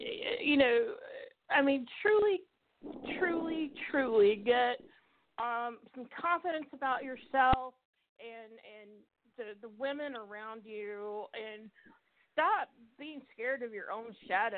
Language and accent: English; the South, United States; I'm from the South originally. I mean, I haven't lived there in almost 19 years.